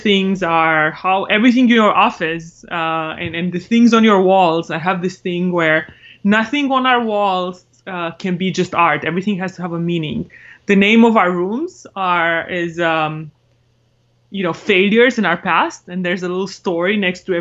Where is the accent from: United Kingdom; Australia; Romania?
Romania; English is a second language; moved away as an adult; now in United States; I'm originally from Romania. Came to the States for college on a scholarship.